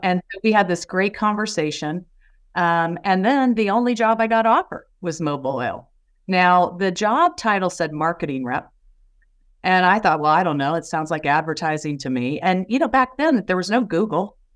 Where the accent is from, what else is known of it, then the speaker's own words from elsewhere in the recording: Indiana, United States; I'm from Indiana